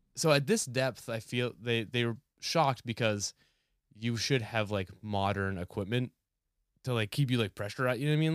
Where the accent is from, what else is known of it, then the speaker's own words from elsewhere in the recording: New Hampshire, United States; moved away; I grew up in New Hampshire